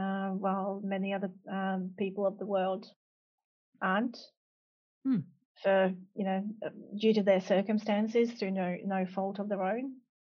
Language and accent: English; Hungary; now in Australia; I've been naturalised, but originally I come from Hungary.